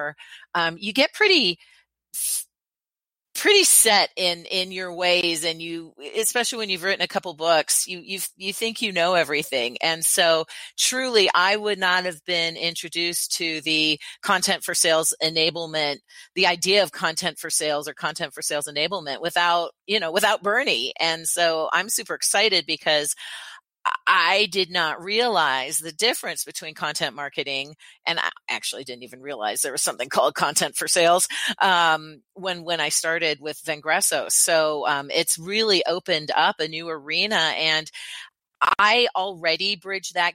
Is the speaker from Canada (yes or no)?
yes; Canada; now in United States; I am Canadian, although I live in the U.S. now